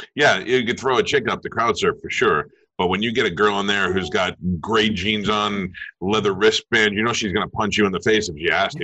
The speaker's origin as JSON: {"language": "English", "region": "New York", "country": "United States", "tie": "born or raised there", "said": "I grew up in New York"}